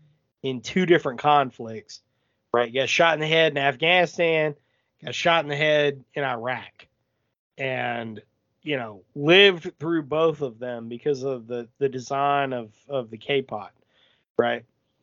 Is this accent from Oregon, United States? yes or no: no; Houston, Texas, United States; Like, I'm from Houston, and I wouldn't act any different if an outsider came